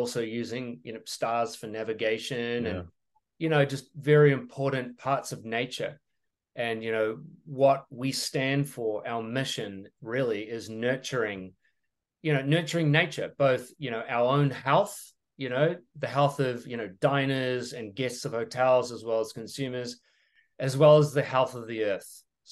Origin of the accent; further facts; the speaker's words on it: New Zealand; moved away as an adult; also born or lived in Europe / France; now in United States; I'm a Kiwi from New Zealand, but I'm an American immigrant.